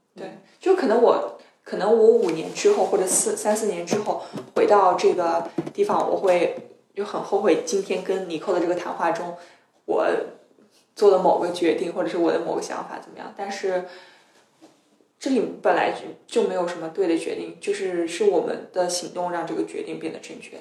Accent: China; moved away as an adult; now in Sweden; 我是来自大陆的

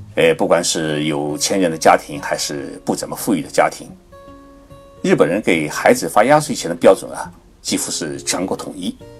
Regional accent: China; now in Japan; 我们中国人喜欢防鞭炮、防烟火

